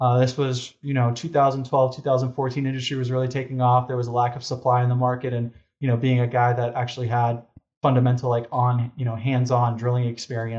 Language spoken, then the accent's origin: English; Boston, Massachusetts, United States; moved away; our family, my three brothers, myself, you know, we're originally from Boston, Massachusetts